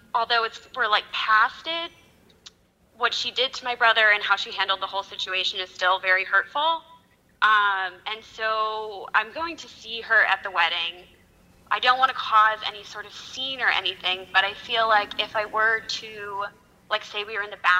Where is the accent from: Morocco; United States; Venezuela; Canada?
United States; Chicago, Illinois; I'm from Chicago.